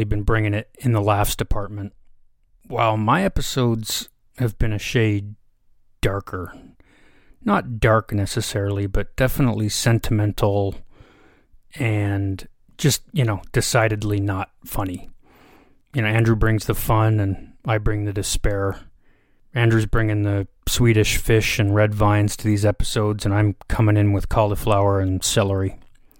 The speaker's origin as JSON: {"language": "English", "country": "Canada", "said": "I'm a Canadian"}